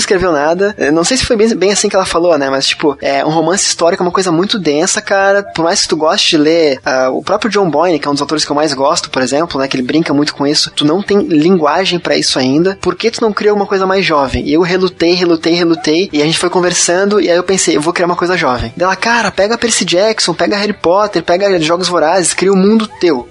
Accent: Curitiba, Paraná, Brazil; Curitiba, que é a cidade onde eu nasci

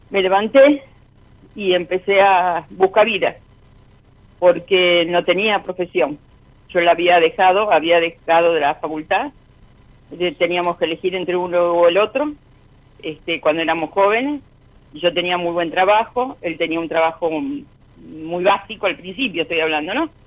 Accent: Lanús, Buenos Aires Province, Argentina; also born or lived in Palermo; De Lanús.

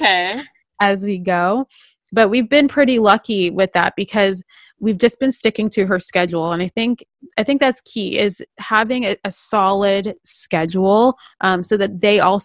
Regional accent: Toronto, Ontario, Canada; now in Vancouver, Canada; When we first moved here from Ontario and from Toronto, you know, growing up, you know, we're used to snow

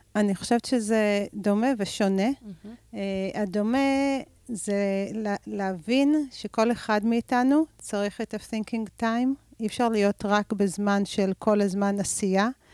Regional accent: Rehovot, Central District, Israel; נולדתי ברחובות ואני גרה ברחובות

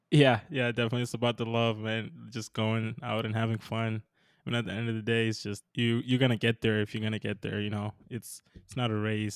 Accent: Minnesota, United States; I'm from Minnesota, so not a lot of mountains out here

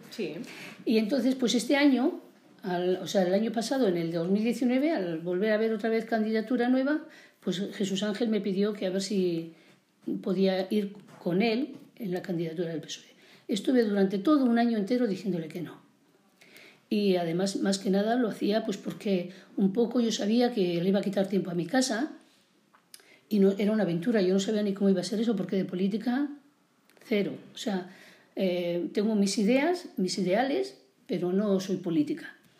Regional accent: Villarcayo, Castile and León, Spain; also born or lived in Montejo de Cebas; yo soy nacida en Villarcayo, como has dicho muy bien, de Merinda de Castilla-La Vieja

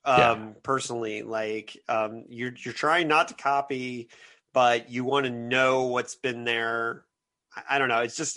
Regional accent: Bloomington, Indiana, United States; we had People's Park in my hometown of Bloomington, Indiana.

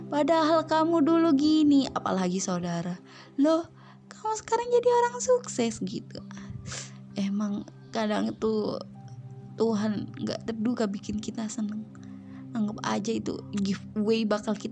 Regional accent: Java, Indonesia; first language Javanese; ada sih orang asli Jawa bisa ngomong Indonesia tapi juga gini orang tuaku ngomongnya Jawa semua keluarga aku Jawa semua kadang kalau ngomong sama teman pun Jawa

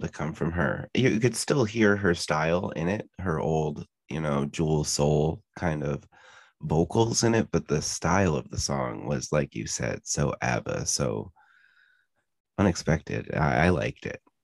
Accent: Pennsylvania, United States; we're from Pennsylvania

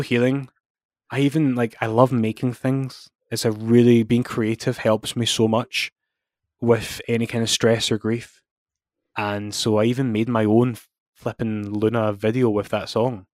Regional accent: Scotland, United Kingdom; as Scottish fans

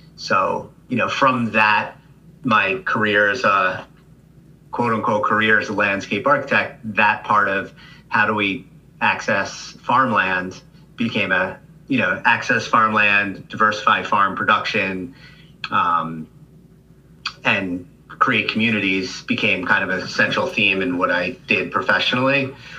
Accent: Rockland County, New York, United States; I grew up in Rockland County um, as a as a child

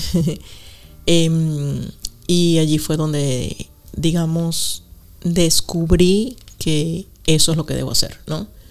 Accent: Venezuela; moved away as an adult; also born or lived in Costa Rica; now in United Kingdom; nací en Venezuela

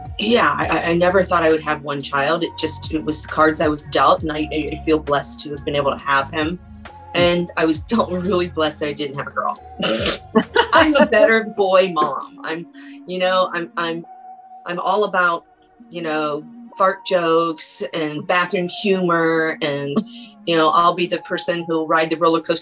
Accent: Indianapolis, Indiana, United States; I was born and raised in Indianapolis, Indiana

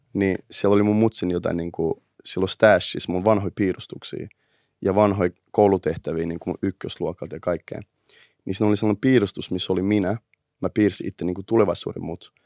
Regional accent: Helsinki, Uusimaa, Finland; mä oon kasvanut itä Helsingissä.

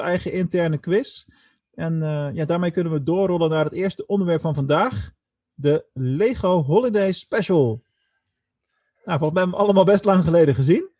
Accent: Netherlands; ons als Nederlanders

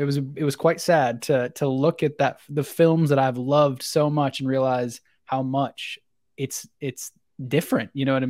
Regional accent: Tennessee, United States; I'm 25 years old. I hail from Tennessee, kind of upper Tennessee. I wasn't born there.

